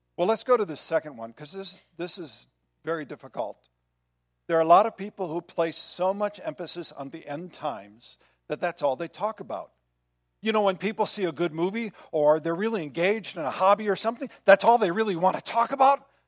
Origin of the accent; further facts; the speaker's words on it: Midwest, United States; Growing up in the Midwest, once a month, every I think it was Wednesday of the month, there was a siren that went off.